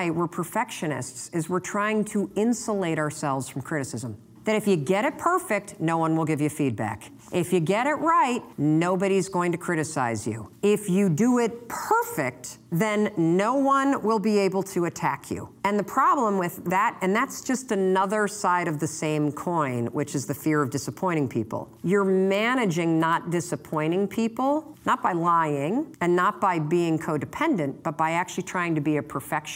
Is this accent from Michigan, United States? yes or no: yes; Muskegon, Michigan, United States; born or raised there; now in Boston, United States